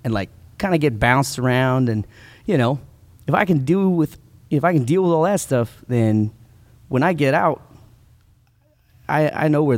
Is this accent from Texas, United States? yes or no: yes; El Paso, Texas, United States; also born or lived in Stuttgart, Germany; we moved from Stuttgart, Germany, to El Paso, Texas